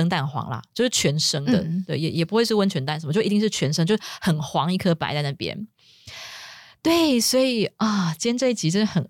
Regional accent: Japan; Chinese is a second language; 但是我们日本人呢，就是也会过中秋节。

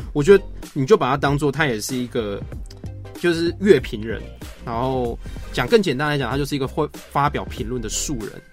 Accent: Yilan County, Taiwan; now in Taipei, Taiwan; 在宜兰，就是小时候跟，跟阿嬷她去菜市场

